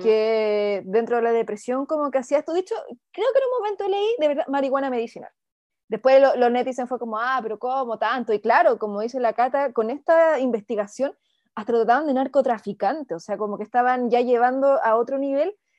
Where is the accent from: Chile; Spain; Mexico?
Chile; acá en Chile